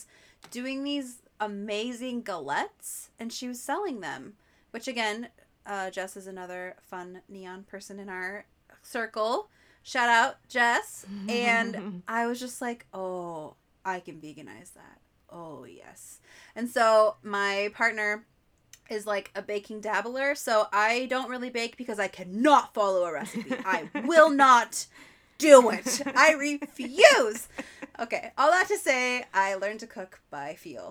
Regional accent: the Northwest, Pacific Northwest, United States; growing up in the Northwest

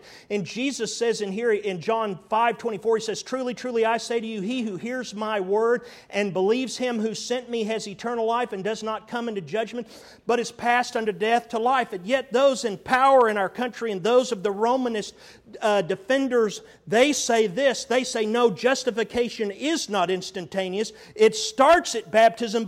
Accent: Texas, United States; as a Texan

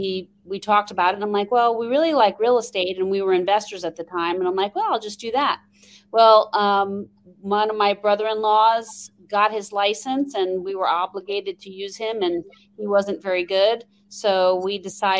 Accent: New York, United States; accent: New York twang; now in Phoenix, United States; I'm originally from New York, so you will hear a little bit of a New York twang every once in a while. Born and raised there, and now I live in Phoenix, Arizona.

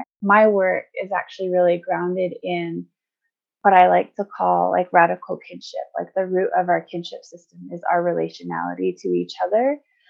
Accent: northeastern Arizona, United States; I grew up on the Navajo Reservation in the northeastern part of Arizona in a family that I'm so grateful for

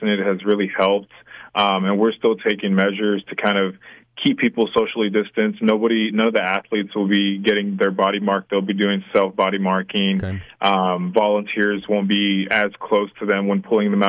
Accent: San Antonio, Texas, United States; now in Waco, United States; I was born and raised in San Antonio

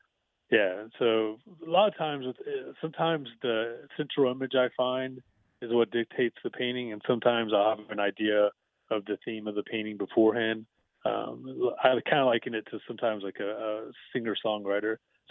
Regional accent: The Woodlands, Texas, United States; I grew up in the Woodlands area, so I was a huge Houston sports fan.

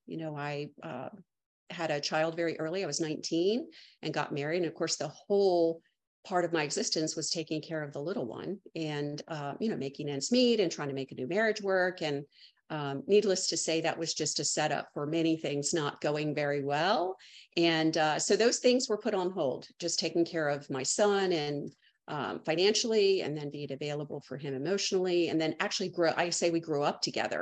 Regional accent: Maryland, United States; moved away as an adult; now in Charleston, United States; I'm a lifelong native Marylander that just recently moved

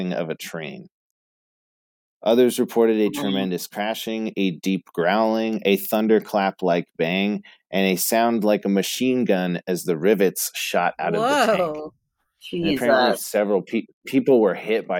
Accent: Boston area, Massachusetts, United States; accent: Bostonian; I was born in Boston, so we definitely frequented the city a lot. I wasn't born in the city

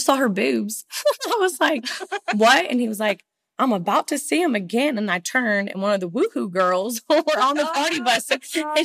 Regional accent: Nashville, Tennessee, United States; I grew up in Bellevue, the Natchez Trace Parkway

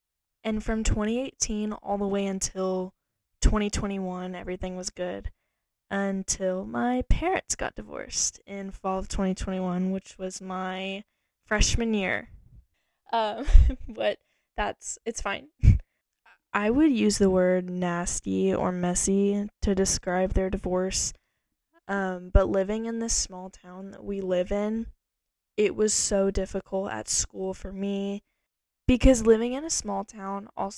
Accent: Texas, United States; also born or lived in Idaho; Okay, I was born in Austin, Texas. And I was raised all over Texas and a little bit in Idaho, I would say, in my child years

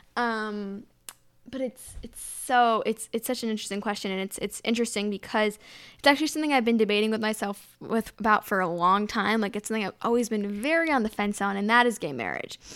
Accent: United States

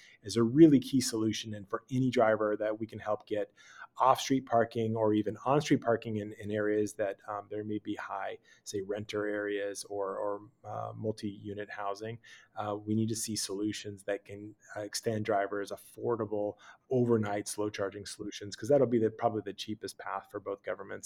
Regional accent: California, United States; me as a Californian, as an American

